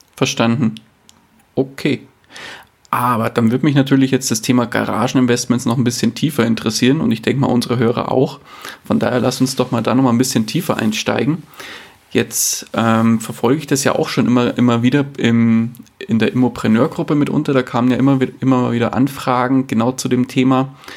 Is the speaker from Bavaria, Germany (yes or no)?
yes; near Munich, Bavaria, Germany; bin ich aus der Nähe von München